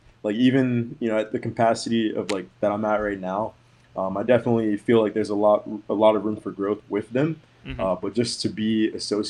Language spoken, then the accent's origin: English; Maryland, United States; now in Florida, United States; I moved around a lot growing up. So I went to a few different like high schools, and then like I grew up in Maryland, and then now I live in Florida.